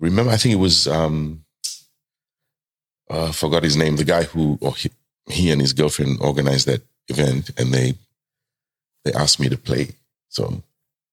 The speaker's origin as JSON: {"language": "English", "country": "Fiji", "tie": "born or raised there", "moved": "as an adult", "lives_now": "Adelaide, Australia", "said": "I'm from Fiji originally, and I live in Adelaide. I've been here 12 years now"}